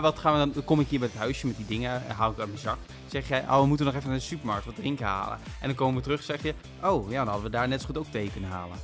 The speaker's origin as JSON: {"language": "Dutch", "country": "Netherlands", "said": "als Nederlandse journalist"}